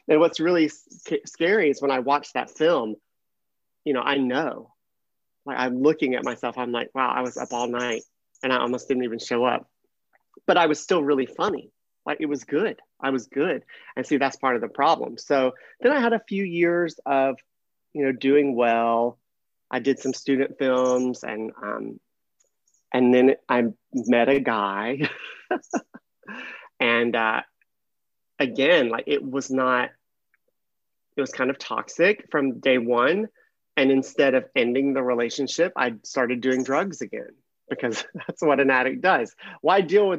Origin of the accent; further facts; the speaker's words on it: Mississippi, United States; moved away as an adult; now in California, United States; I grew up in Mississippi